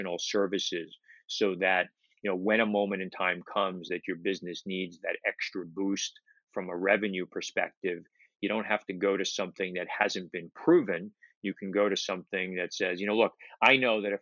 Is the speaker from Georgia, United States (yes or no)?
no; New York City, New York, United States; I grew up in Brooklyn